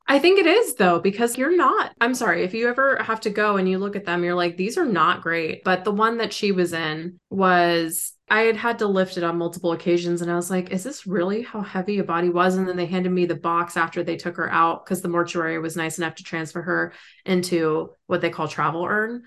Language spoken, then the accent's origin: English; San Francisco Bay Area, California, United States; we're from the San Francisco Bay Area